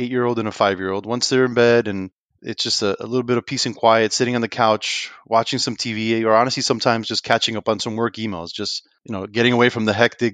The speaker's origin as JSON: {"language": "English", "town": "Union City", "region": "New Jersey", "country": "United States", "tie": "born or raised there", "moved": "yes", "lives_now": "Lakeland, United States", "said": "I grew up in Union City, New Jersey."}